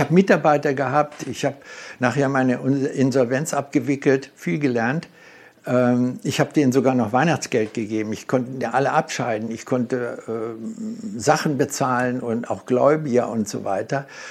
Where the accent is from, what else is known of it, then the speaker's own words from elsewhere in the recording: Germany; bei uns in Deutschland